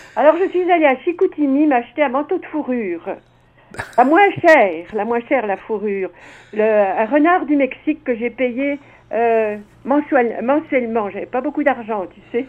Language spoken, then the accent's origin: French; Dijon, Bourgogne-Franche-Comté, France; moved away as an adult; also born or lived in Montreal / Lac Saint-Jean / Etobicoke; now in Mississauga, Canada; je viens de Dijon, où je suis née